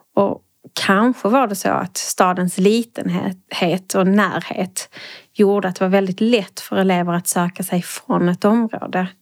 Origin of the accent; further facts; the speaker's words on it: Trelleborg, Skåne, Sweden; now in Malmö, Sweden; jag är född i Malmö, men jag är uppvuxen i Trelleborgs kommun